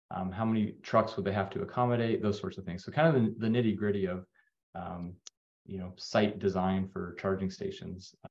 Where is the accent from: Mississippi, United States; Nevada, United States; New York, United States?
Nevada, United States; Las Vegas; moved away; I, grew up in Las Vegas